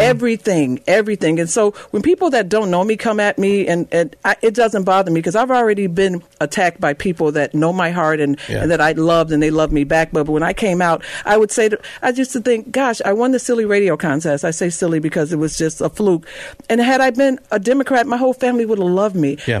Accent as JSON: {"language": "English", "town": "Chicago", "region": "Illinois", "country": "United States", "tie": "born or raised there", "said": "I grew up on the West Side"}